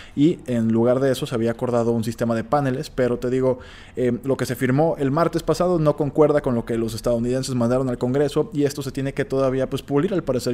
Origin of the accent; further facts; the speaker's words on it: Mexico; nosotros como mexicanos